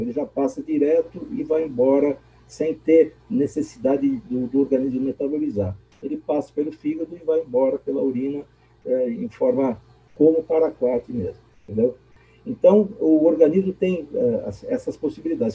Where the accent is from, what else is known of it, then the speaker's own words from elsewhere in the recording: Brazil; eu, como brasileiro